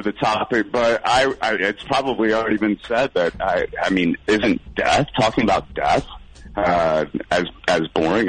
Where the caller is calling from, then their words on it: Columbia, South Carolina, United States; Columbia, South Carolina.